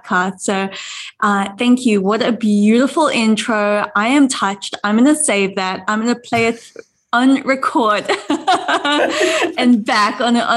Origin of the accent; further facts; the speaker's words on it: South Africa; moved away as an adult; now in United States; I am proudly South African